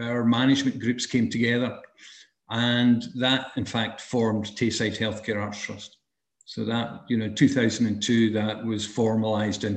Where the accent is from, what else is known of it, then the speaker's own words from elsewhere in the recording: Dumbarton, Scotland, United Kingdom; also born or lived in Dundee; I grew up in Dumbarton, in the west coast of Scotland